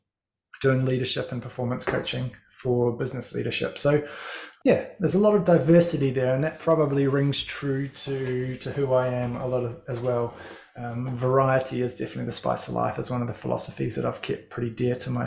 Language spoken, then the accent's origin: English; Christchurch, Canterbury, New Zealand; moved away as an adult; also born or lived in Levin, New Zealand; now in Northland, New Zealand; I'm originally from Christchurch, although I was born in Levin, not too far from where you are, but you know, back from 0 to 1, and then grew up in Christchurch